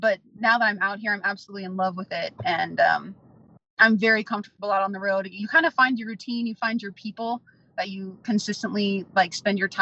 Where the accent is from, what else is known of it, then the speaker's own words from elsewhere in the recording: Midwest, United States; I'm from the Midwest